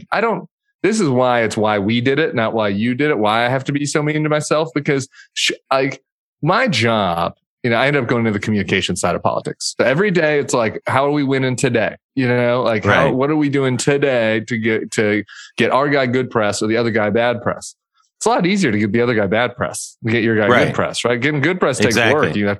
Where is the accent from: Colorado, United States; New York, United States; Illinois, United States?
Colorado, United States; Denver; Denver, Colorado. Denver.